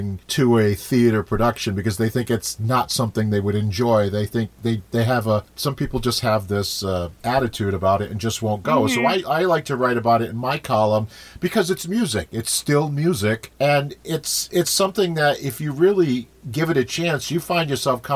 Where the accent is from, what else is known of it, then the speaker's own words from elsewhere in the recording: Smithfield, Rhode Island, United States; I grew up in Smithfield